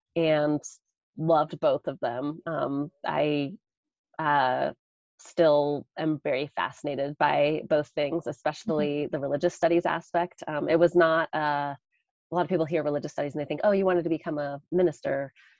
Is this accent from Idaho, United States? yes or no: yes; Caldwell, Idaho, United States; In Caldwell. Yeah, just over the river from you. Well, more in town.